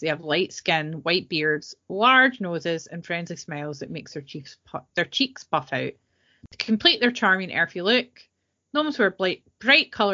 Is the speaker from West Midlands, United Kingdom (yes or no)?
no; Scotland, United Kingdom; being a Scot, I prefer porridge